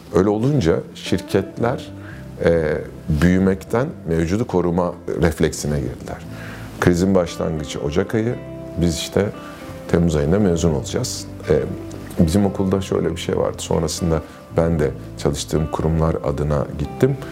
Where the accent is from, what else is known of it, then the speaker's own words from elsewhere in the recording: Ankara, Turkey; Ben Ankara'da büyüdüm. Ee, ailem hala orada.